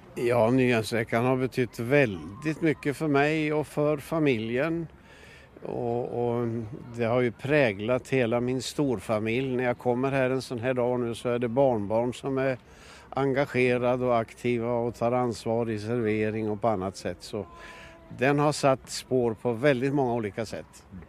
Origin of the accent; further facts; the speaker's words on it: Bollnäs, Gävleborg County, Sweden; also born or lived in Norrköping / Gothenburg / Trollhättan / Värnamo; now in Sveg, Sweden; jag är uppvuxen i Bollnäs